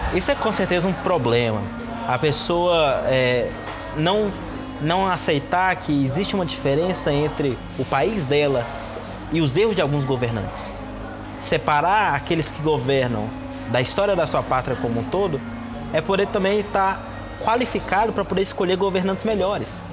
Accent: Brazil; moved away as an adult; now in China; que sou brasileiro

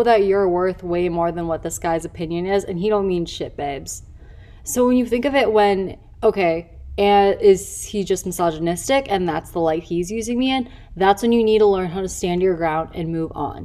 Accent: Chicago, Illinois, United States; now in Los Angeles, United States; now I live across the country. I live in LA. I'm originally from Chicago.

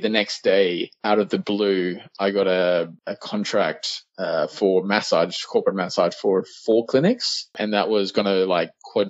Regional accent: Australia; accent: Australian; But I've lost a bit of my Australian accent.

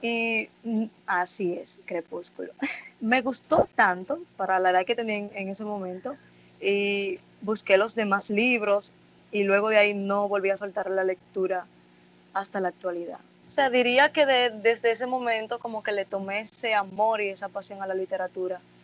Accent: Dominican Republic; aquí en Dominicana

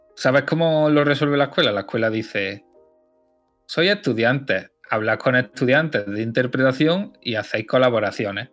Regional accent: Loja, Andalusia, Spain; also born or lived in Barcelona / Mainz; mi pueblo es, entre los pueblos, sí, sí, es de los más grandes que hay mm. aquí. Loja

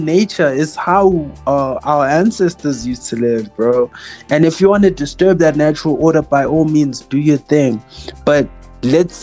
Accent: South Africa; as a black boy growing up in South Africa

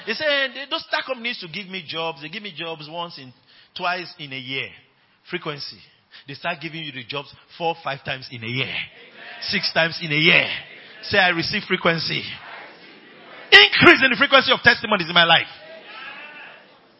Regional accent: Nigeria; I'm using Nigerian terms

